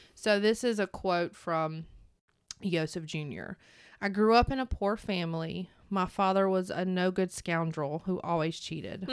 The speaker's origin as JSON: {"language": "English", "region": "North Carolina", "country": "United States", "said": "I'm from North Carolina."}